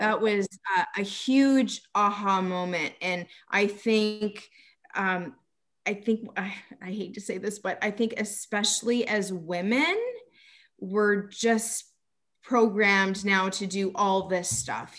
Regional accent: Canada; I'm from Canada

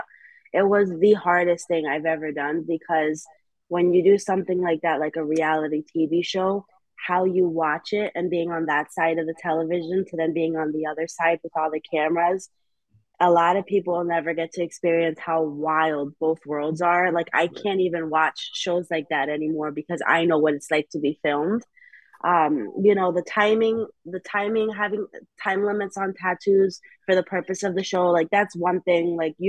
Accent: New Haven, Connecticut, United States; It's where I'm born and raised in New Haven. I've lived in other cities here and there. I've lived in West Haven for a little bit, Hamden for a little bit.

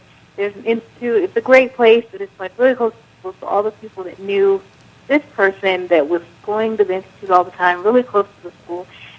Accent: California, United States; moved away as an adult; I'm from California. I lived in California until I was 20, almost 21, and I'm 22 now.

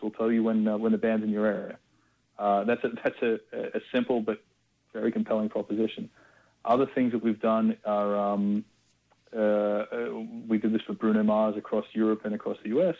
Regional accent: Australia; growing up in Australia

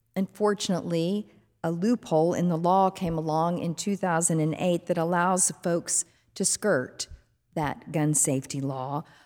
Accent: Fort Worth, Texas, United States; When I was growing up as a little girl in Fort Worth, Texas, there was a pastor in my hometown

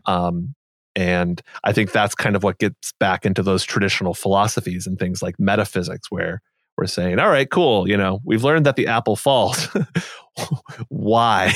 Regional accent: United States; growing up as I did in the U S

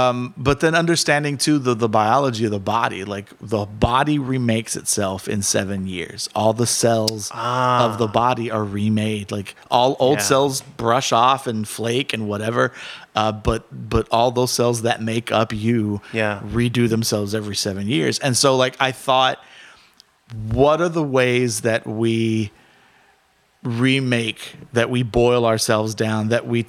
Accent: Jalisco, Mexico; And so growing up in Cerros, like with blue agave everywhere.

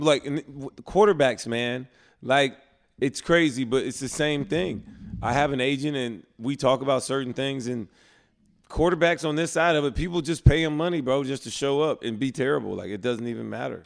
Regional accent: Prattville, Alabama, United States; I was from Alabama

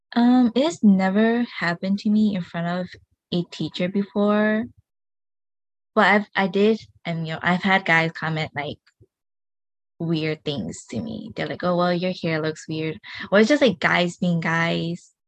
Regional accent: United States; first language Hmong; you're you're born here

